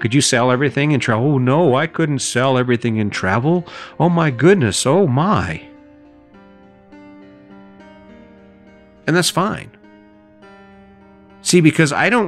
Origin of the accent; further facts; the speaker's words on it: Cañon City, Colorado, United States; my hometown in Canyon City, Colorado